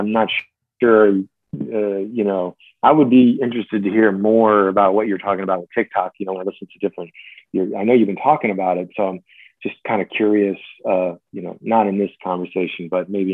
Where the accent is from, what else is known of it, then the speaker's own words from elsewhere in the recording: New Jersey, United States; moved away; the classic pizzeria I grew up with in New Jersey